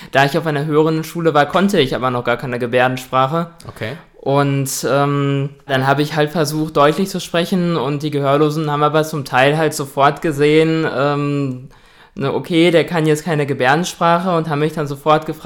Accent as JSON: {"language": "German", "town": "Dortmund", "region": "North Rhine-Westphalia", "country": "Germany", "said": "also ich bin 23 Jahre alt, ich komme aus Dortmund"}